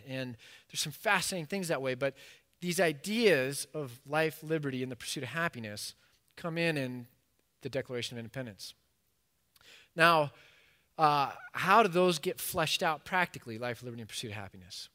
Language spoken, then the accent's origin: English; United States; as an American